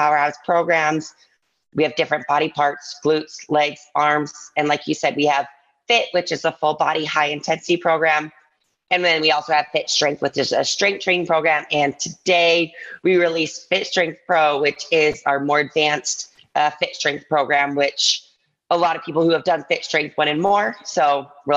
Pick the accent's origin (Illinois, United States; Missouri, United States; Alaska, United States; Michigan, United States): Michigan, United States; Ann Arbor; moved away as an adult; also born or lived in New York City; now in Las Vegas, United States; I grew up in Ann Arbor, Michigan.